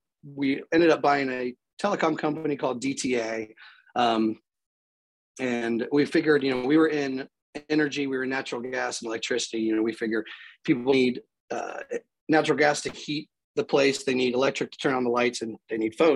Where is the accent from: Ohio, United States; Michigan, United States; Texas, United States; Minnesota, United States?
Ohio, United States; Pickerington; also born or lived in Columbus, Ohio; I was born in Columbus. We moved out of Columbus municipal, you know, the proper area around when I was two, and then moved out to a suburb called Pickerington and pretty much never left.